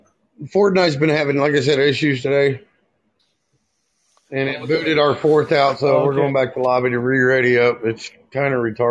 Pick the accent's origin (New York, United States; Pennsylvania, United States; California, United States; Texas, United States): Texas, United States; I'm originally from Texas.